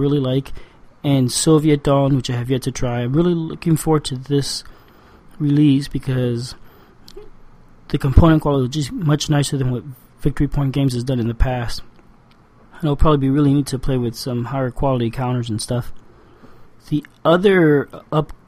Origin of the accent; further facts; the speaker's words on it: Cuba; I was born in Cuba